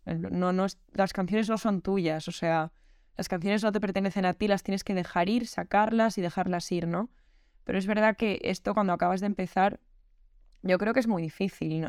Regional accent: Madrid, Community of Madrid, Spain; soy una artista de Madrid

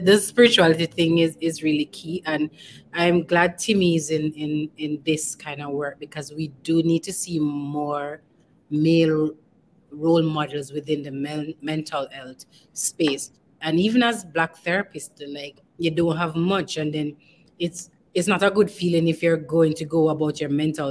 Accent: Jamaica; as a Jamaican, we're sociable people

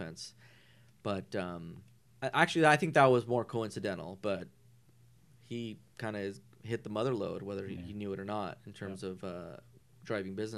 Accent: Norwalk, California, United States; also born or lived in Santa Fe Springs; now in Whittier, United States; I live in Whittier, not too far from here, and I was raised in Norwalk. I'm from Norwalk

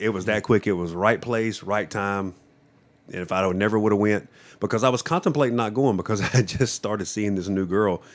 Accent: Johnston County, North Carolina, United States; also born or lived in Japan; I grew up in Johnston County my whole life

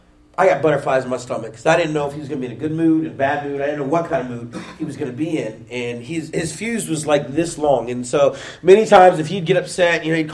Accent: Pickerington, Ohio, United States; I grew up in Pickerington

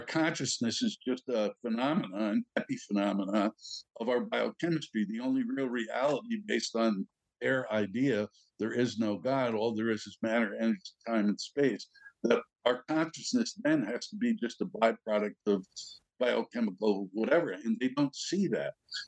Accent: New York, United States; I'm a New Yorker

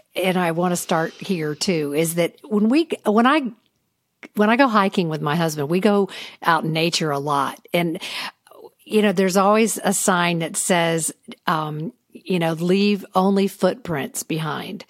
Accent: the South, United States; growing up in the South

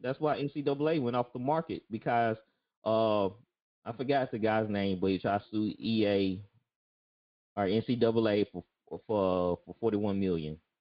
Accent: Jackson, United States; I grew up in Jackson

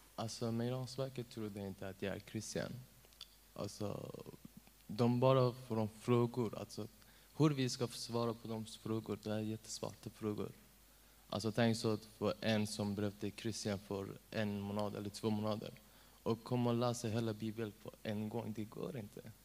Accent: Iran; Swedish is a second language; now in Sweden; jag är afghan, men jag är född i Iran

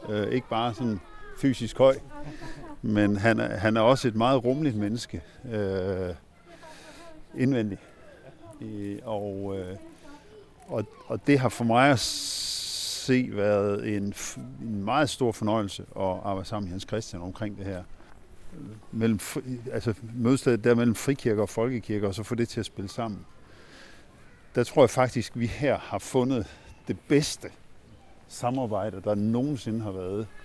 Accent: Ringkøbing, Central Denmark Region, Denmark; now in Herning, Denmark; Jeg er vokset op i Ringkøbing ude på vestkysten. Hmm, så det er jo min føde, eller det er ikke min fødeby, men det var der, jeg havde min, min skolegang ude.

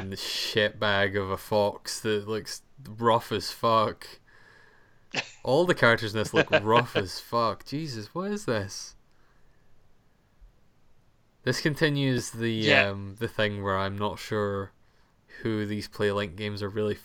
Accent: Scotland, United Kingdom; as a Scottish person

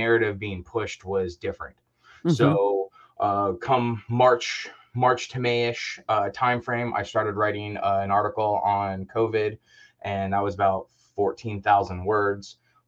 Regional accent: Orlando, Florida, United States; moved away as an adult; Early on, I grew up in Orlando, spent a lot of time there

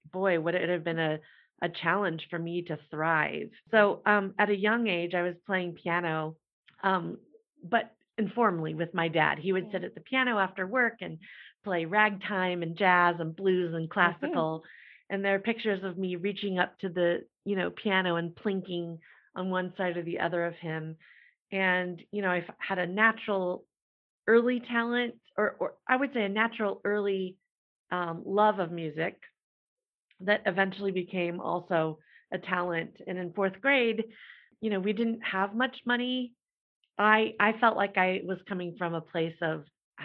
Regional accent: Midwest, United States; I had a very challenging life growing up in the Midwest in the mid-80s

